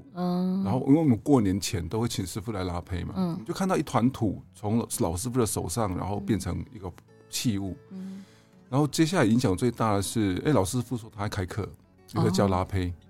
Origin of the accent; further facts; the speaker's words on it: Taiwan; 原因是因为我不想让日本人看到我们台湾人就把一个文化的旧址就埋在高速公路的底下，对他们讲是不可思议的，怎么会是这个样子？